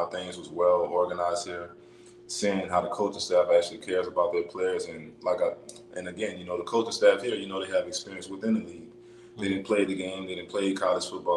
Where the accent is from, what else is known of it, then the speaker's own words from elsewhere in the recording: New Orleans, Louisiana, United States; moved away as an adult; now in Jackson, United States; I'm raised and born New Orleans, Louisiana. You know, that's my hometown.